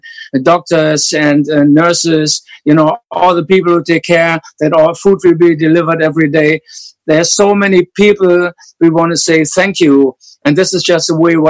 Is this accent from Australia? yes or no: no; Hanover, Lower Saxony, Germany; English is a second language; growing up in post-war Germany, like Rudolf and myself